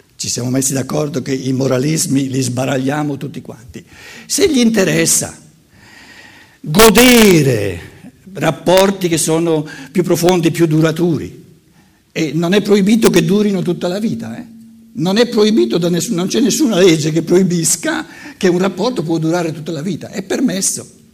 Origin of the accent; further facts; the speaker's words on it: Germany; da buon tedesco